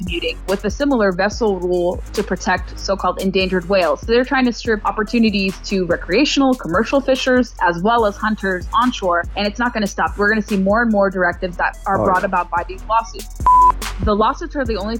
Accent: Southern California, United States; born or raised there; moved away as an adult; now in Washington, D.C., United States

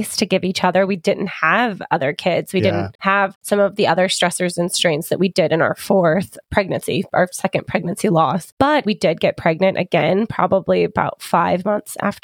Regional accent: United States; We are very American

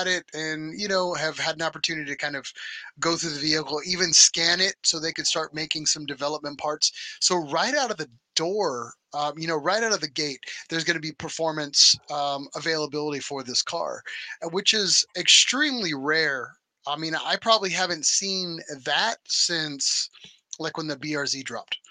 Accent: United States; we're just American and that's the way we roll.

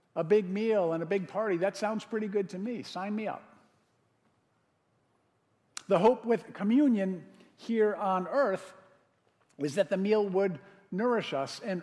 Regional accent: Connecticut, United States; now in Madison, United States; I grew up in Connecticut

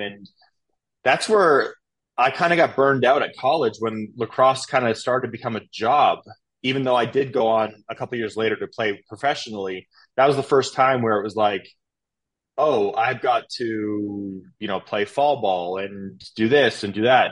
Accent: east of Toronto, Ontario, Canada; moved away as an adult; also born or lived in Philadelphia / New York / Miami; now in Texas, United States; I'm from Canada, born and raised, about two and a half hours outside of Toronto um, east of Toronto. I grew up on a 500 acre farm out there.

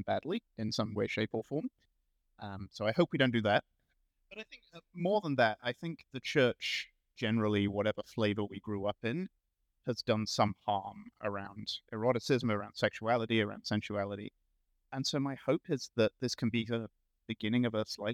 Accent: United Kingdom; moved away; I'm from Britain originally. So I grew up with British Jesus

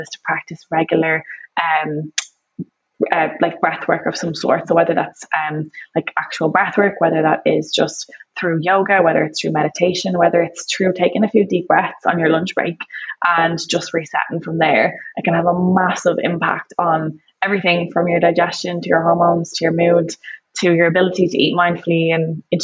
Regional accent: Ireland; growing up in Ireland

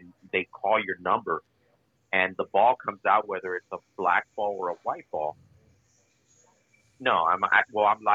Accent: California, United States; also born or lived in Mexico; obviously I was born and raised in California.

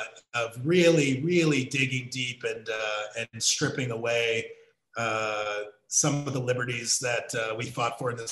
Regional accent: United States; as an American

